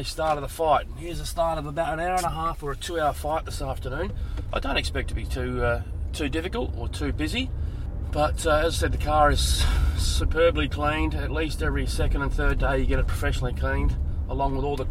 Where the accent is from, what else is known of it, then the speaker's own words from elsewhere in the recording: Adelaide, South Australia, Australia; I'm from Adelaide